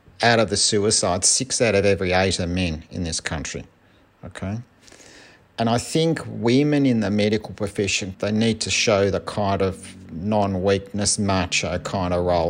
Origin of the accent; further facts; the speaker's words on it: Melbourne, Victoria, Australia; I'm from Melbourne, Australia